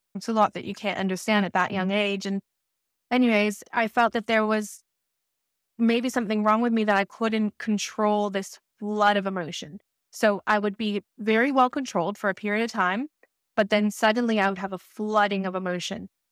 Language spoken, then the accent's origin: English; Los Angeles, California, United States; I started at the C E O in Los Angeles when I was six years old, and it was my experience through growing up between six years old to thirteen years old